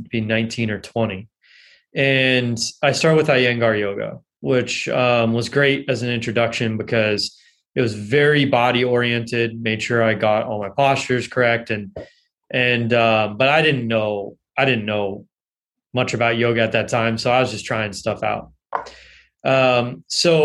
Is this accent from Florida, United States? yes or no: no; Los Angeles, California, United States; I grew up in Los Angeles